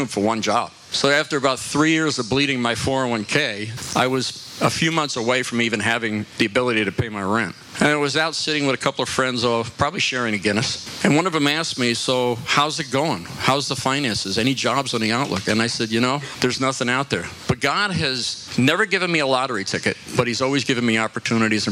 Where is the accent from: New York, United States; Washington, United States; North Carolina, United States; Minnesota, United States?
New York, United States; moved away as an adult; also born or lived in New Jersey / Bethlehem, Pennsylvania; now in Florida, United States; I was born and raised in New York